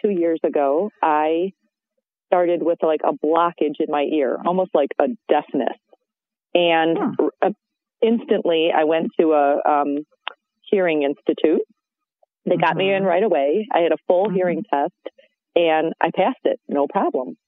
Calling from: Michigan, United States; I'm calling in from Michigan.

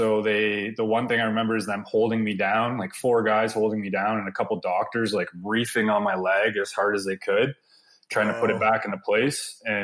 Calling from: Blenheim, Ontario, Canada; From Blenheim, Ontario. So pretty much we're about 20 minutes from the most southern point of Canada.

